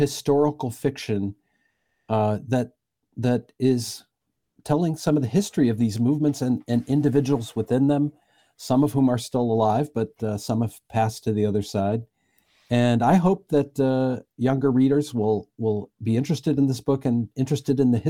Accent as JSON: {"language": "English", "town": "Madison", "region": "Wisconsin", "country": "United States", "tie": "born or raised there", "moved": "yes", "said": "I was born in Madison, and my great-grandfather is the meatpacker by that name"}